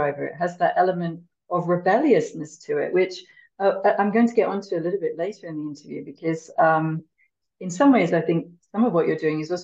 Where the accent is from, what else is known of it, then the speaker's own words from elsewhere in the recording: United Kingdom; first language English; I'm a Brit and a native English speaker